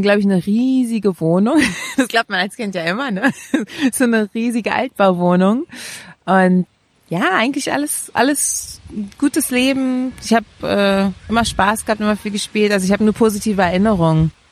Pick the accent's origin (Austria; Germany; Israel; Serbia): Germany; Berlin; Ich bin in Friedrichshain geboren und auch aufgewachsen tatsächlich